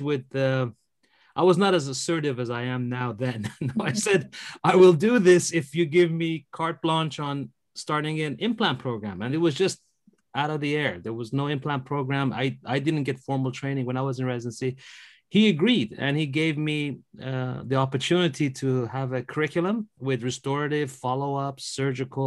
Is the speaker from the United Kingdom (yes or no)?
yes; England, United Kingdom; moved away as an adult; now in San Francisco, United States; I grew up in England, and I finished high school there.